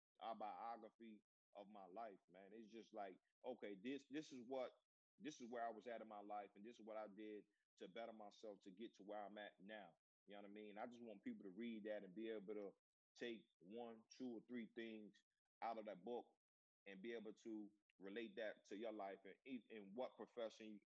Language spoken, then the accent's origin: English; Newport News, Virginia, United States; my hometown of Newport News, Virginia